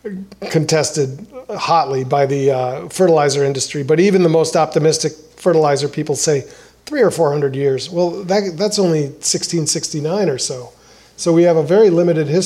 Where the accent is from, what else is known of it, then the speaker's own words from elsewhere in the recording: De Pere, Wisconsin, United States; now in Milwaukee, United States; De Pere on the river across from St. Norbert College at this boat ramp that I used to play at when I was a kid